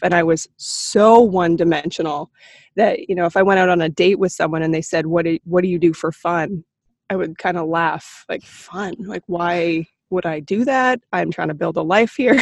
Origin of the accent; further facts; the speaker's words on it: Beaverton, Ontario, Canada; also born or lived in Toronto; I was born in Toronto, but grew up in a small town called Beaverton